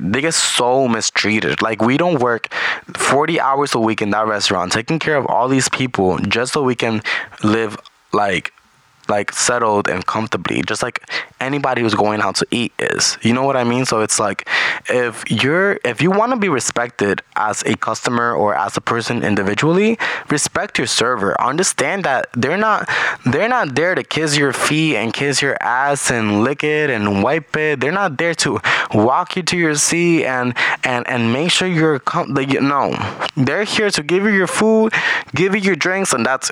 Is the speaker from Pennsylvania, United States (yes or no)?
no; New York, United States; English is a second language; also born or lived in Caribbean (Puerto Rico or Dominican Republic); I was raised in New York, so I'm definitely built for New York